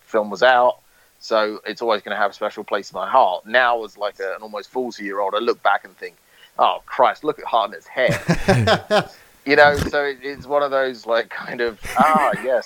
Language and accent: English; United Kingdom; growing up in the UK, growing up in Britain, our school system is so vastly different to the American school system.